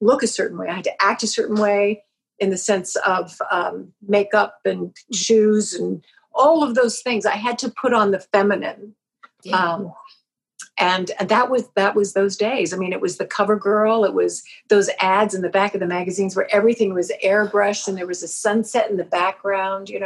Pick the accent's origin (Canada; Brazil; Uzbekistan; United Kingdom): Canada; Vancouver Island, British Columbia; growing up on Vancouver Island in the 50s and the 60s and the early 70s